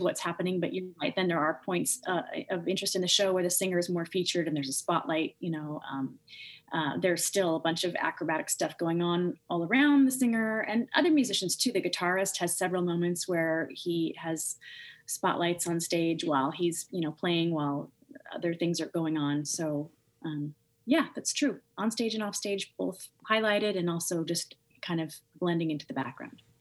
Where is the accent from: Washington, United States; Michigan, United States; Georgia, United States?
Washington, United States; Seattle; also born or lived in Missoula, Montana; So I grew up in Seattle, Washington. Um, originally, I was born in Missoula, Montana, um, and then I moved to Seattle. I think at the age of three or four